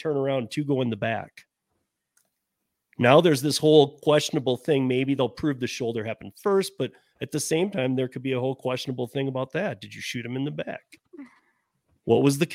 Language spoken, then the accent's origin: English; Michigan, United States; growing up in Michigan